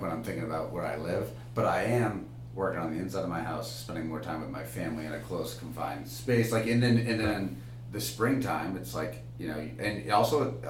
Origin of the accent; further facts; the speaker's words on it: Boston, Massachusetts, United States; growing up in Boston.